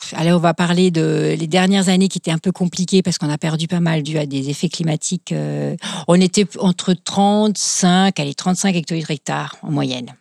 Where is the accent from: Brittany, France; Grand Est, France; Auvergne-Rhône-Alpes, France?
Grand Est, France; Kaysersberg; je suis native de Kaisersberg qui est un, petit village euh, très sympathique euh, au demeurant, qui se trouve donc au pied du Schlossberg